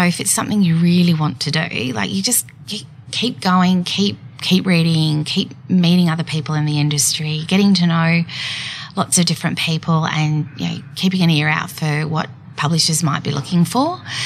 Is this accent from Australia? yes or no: yes; Geelong, Victoria, Australia; moved away as an adult; I born and bred in Geelong